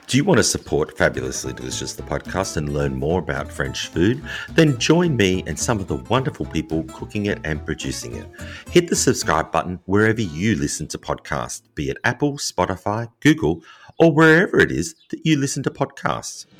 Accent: Australia; I'm an Australian with a really bad accent.

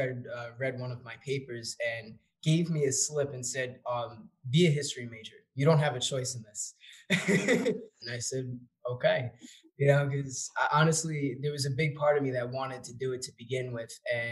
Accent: North Babylon, New York, United States; I am originally from Long Island, a town called North Babylon

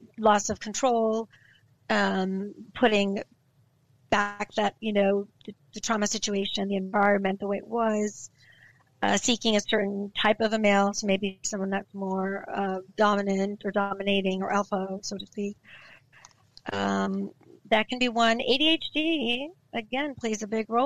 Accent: West Coast, United States; I'm from the West Coast

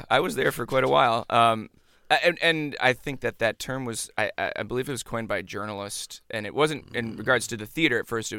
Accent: Virginia, United States; moved away; also born or lived in Chicago; I'm from Virginia. Grew up in Virginia.

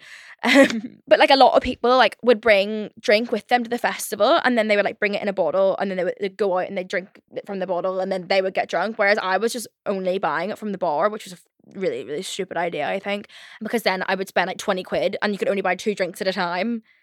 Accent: Ireland; I'm Irish

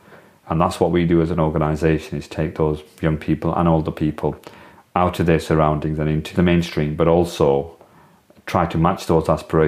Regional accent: Blackburn, North West England, United Kingdom; it's very different to when I was growing up as somebody from the South Asian heritage community

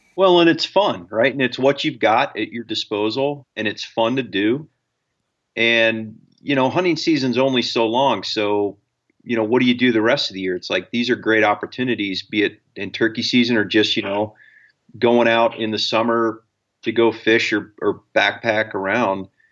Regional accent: Ohio, United States; I, I grew up in Ohio

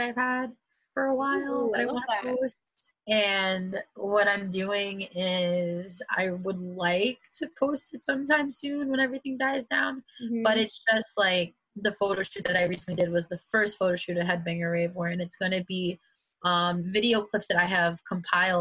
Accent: New York City, New York, United States; also born or lived in Westchester County, New York; I'm from the Bronx originally

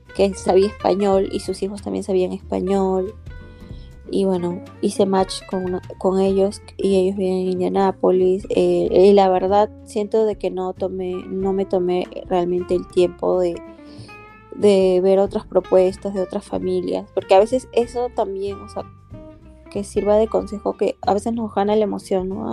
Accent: Peru; moved away as an adult; now in Maryland, United States; yo vengo de Perú, tengo actualmente 31 años

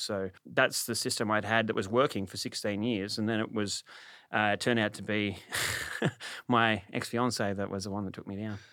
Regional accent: Sydney, New South Wales, Australia; also born or lived in Bathurst; I grew up in Sydney.

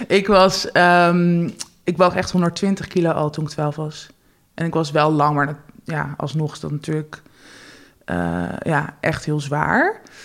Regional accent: Netherlands; ik ben geboren in Nederland. Met, mijn moeder is Nederlands, mijn vader is Joegoslavisch

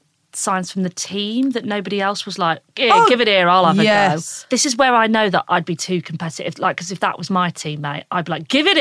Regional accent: Yorkshire and the Humber, United Kingdom; I'm from Yorkshire.

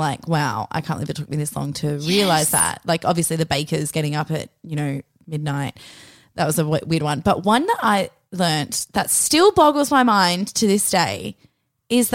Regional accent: Perth, Western Australia, Australia; now in Melbourne, Australia; I'm from Perth.

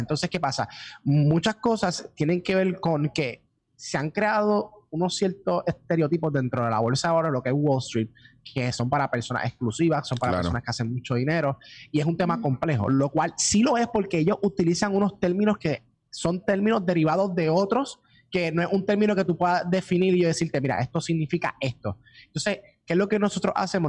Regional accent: Puerto Rico; empezamos acá en Puerto Rico y somos completamente puertorriqueños

